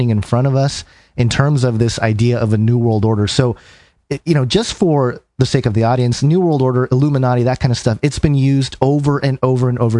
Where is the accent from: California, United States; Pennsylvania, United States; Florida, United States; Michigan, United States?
California, United States; Southern; being an Asian American, you know, growing up in Southern California